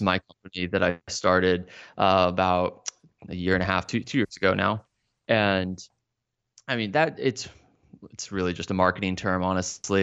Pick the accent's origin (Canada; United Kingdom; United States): United States; Dallas, Texas; moved away as an adult; also born or lived in Austin, Texas; now in Florida, United States; grew up in the Dallas-Fort Worth area